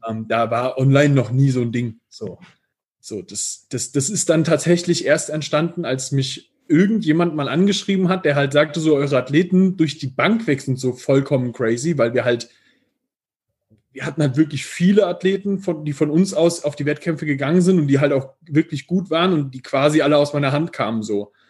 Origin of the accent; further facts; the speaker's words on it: near Giessen, Hesse, Germany; accent: Piefke; moved away as an adult; now in Vienna, Austria; ich lebe jetzt in Wien und ich komme ursprünglich ähm, aus der Nähe von Gießen